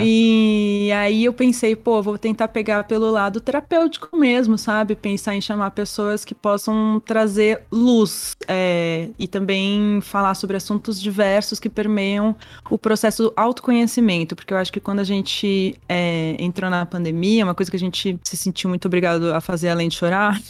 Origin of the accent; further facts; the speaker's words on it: Brazil; onde a gente anda como brasileiro